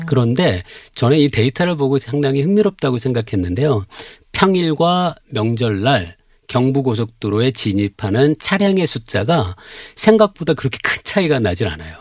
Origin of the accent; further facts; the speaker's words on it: Cheongju, North Chungcheong, South Korea; moved away; 제 원래 고향은 청주인데요